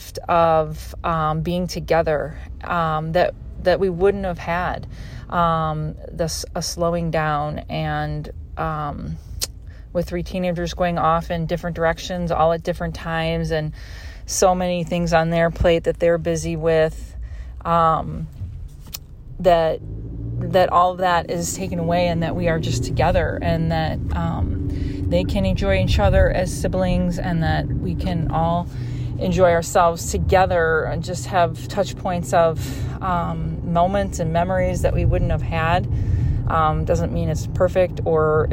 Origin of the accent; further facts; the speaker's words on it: Chicago, Illinois, United States; I'm from Chicago.